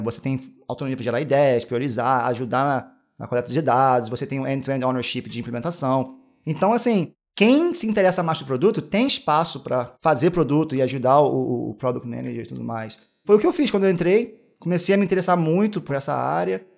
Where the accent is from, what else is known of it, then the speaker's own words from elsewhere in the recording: Niterói, Rio de Janeiro, Brazil; moved away as an adult; now in Amsterdam, Netherlands; Sou de Niterói